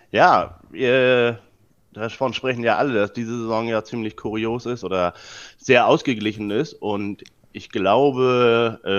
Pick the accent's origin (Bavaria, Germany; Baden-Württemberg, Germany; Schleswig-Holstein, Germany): Schleswig-Holstein, Germany; Preetz; now in Kiel, Germany; Ich komme aus dem Norden und ähm, ja, wohne eigentlich einer, oder ich komme aus der Kleinstadt Preetz, die ist äh, 20 Kilometer von Kiel entfernt, aber wohne jetzt inzwischen schon seit ja, 15 Jahren hier in Kiel.